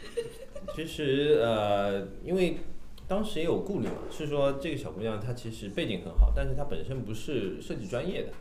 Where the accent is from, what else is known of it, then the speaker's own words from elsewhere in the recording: Shanghai, China; 我是我们国际设计一组唯一的上海人